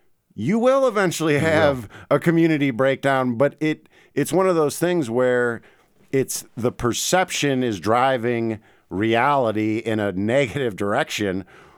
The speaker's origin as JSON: {"language": "English", "town": "St. Louis", "region": "Missouri", "country": "United States", "tie": "born or raised there", "also_born_or_lived": "Memphis, United States / Washington, D.C., United States", "said": "So I grew up in St. Louis, right? Big cities. I lived in Memphis. I lived in Washington, D.C."}